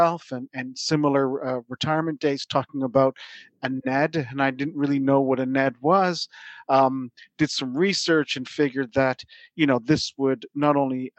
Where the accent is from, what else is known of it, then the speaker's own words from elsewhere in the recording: Toronto, Ontario, Canada; moved away as an adult; also born or lived in Silicon Valley / Boston; now in Surrey; I'm from Toronto originally